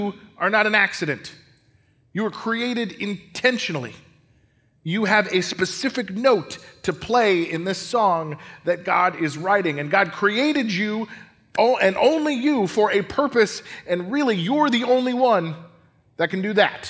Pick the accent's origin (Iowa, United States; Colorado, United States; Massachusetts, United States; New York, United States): Colorado, United States; I grew up in Colorado